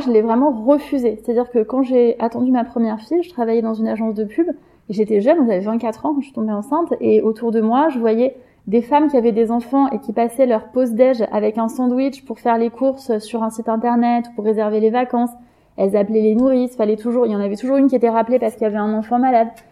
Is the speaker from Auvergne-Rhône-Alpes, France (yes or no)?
no; Paris, Île-de-France, France; j'ai grandi dans une cité à Belleville